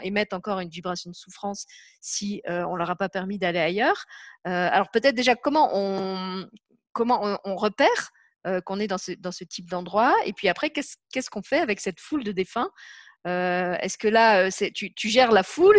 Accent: Lorraine, Grand Est, France; now in Luxembourg; j'habite au Luxembourg et puis je suis née en, en Lorraine

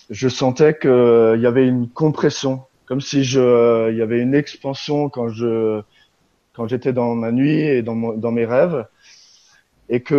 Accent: Grand Est, France; j'y suis allé en Alsace, puisque je suis originaire d'Alsace

